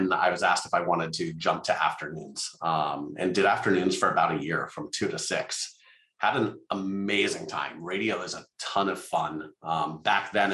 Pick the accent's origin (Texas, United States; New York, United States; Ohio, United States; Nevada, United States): Nevada, United States; Las Vegas; I grew up in Las Vegas